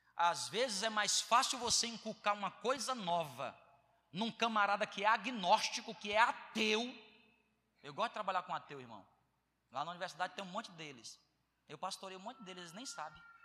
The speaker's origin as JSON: {"language": "Portuguese", "region": "Ceará", "country": "Brazil", "tie": "born or raised there", "moved": "as an adult", "said": "Que eu sou do Ceará"}